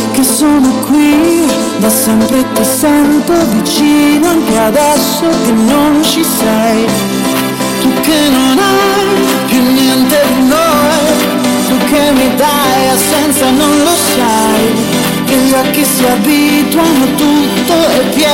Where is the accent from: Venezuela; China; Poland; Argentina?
China; Wuhan, Hubei; Italian is a second language; sono di Wuhan.